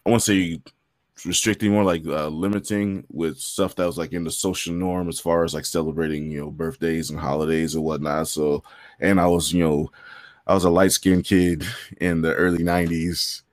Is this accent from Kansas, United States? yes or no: no; San Bernardino, California, United States; also born or lived in Hollywood, California / Inglewood, California / Whittier, California; at about the age of six, they divorced. They, had, they split up, and I came out here to San Bernardino, and I've been here in surrounding areas ever since.